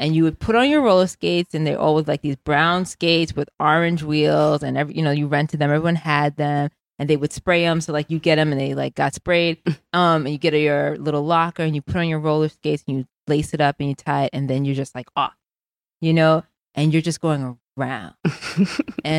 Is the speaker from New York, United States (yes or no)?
yes; New York City, New York, United States; moved away as an adult; And so I grew up in the Bronx, New York